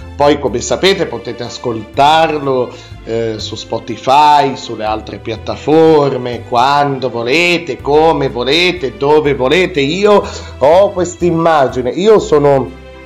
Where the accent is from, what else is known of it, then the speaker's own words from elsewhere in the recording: Piedmont, Italy; anch'io sono piemontese